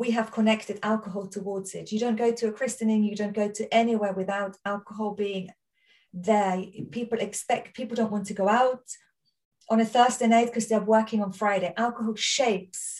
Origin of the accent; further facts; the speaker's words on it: Austria; accent: Austrian; now in Surrey, United Kingdom; I'm Austrian, my accent